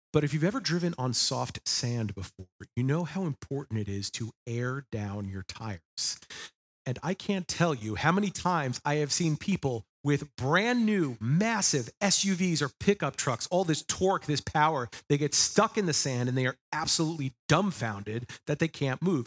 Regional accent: Long Island, New York, United States; moved away; I was born and raised on the East Coast on Long Island, New York. It will always be my homeland.

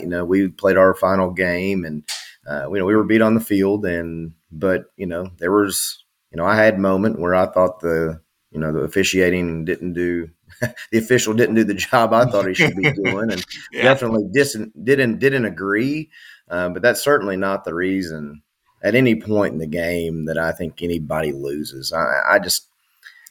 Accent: Knoxville, Tennessee, United States; also born or lived in Strawberry Plains, Tennessee; I'm originally from Knoxville, Tennessee, and then they're in East Tennessee

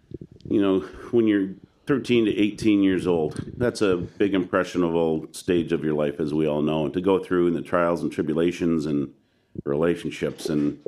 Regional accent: Regina, Saskatchewan, Canada; moved away; also born or lived in British Columbia; Even though I'm from Saskatchewan

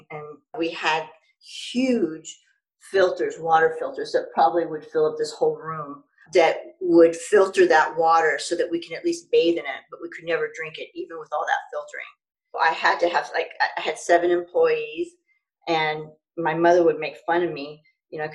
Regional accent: United States; moved away as an adult; also born or lived in Ghana / China / Kuwait; living as an American overseas

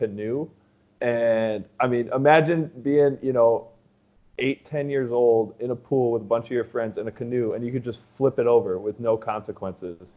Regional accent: Superior, Wisconsin, United States; moved away as an adult; I grew up in Wisconsin. So right across the way

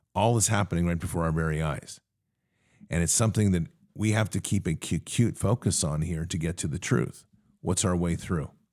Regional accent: United States

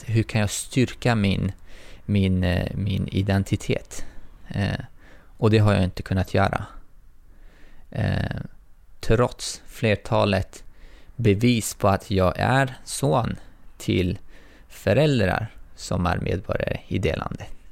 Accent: Tajikistan; now in Sweden; jag är tajik, men jag anses inte vara tajiks medborgare

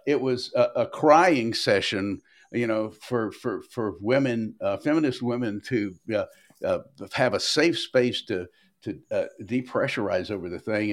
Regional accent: Tennessee, United States; I grew up in Tennessee in the fifties and sixties

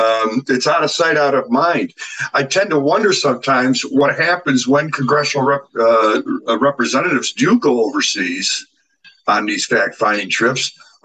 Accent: Ohio, United States; moved away as an adult; also born or lived in Germany / United Kingdom / Bahrain; Man, where are you from again? I said, Ohio.

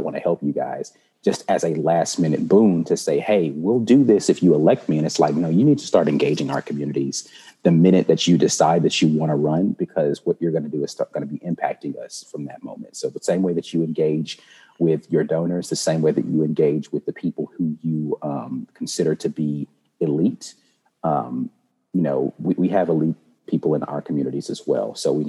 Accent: Jacksonville, North Carolina, United States; born there; Therefore, I was born in North Carolina, actually, mm-hmm. In a little town called Jacksonville, North Carolina.

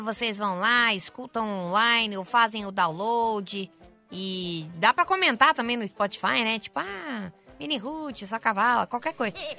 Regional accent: São Paulo, Brazil; sou sul de São Paulo

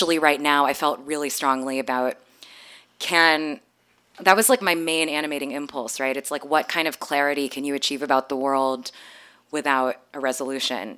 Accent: Texas, United States; also born or lived in Canada / Philippines; I grew up in a mega church in Texas. My parents are from the Philippines. I was born in Canada, but I grew up for 12 years going to a mega church

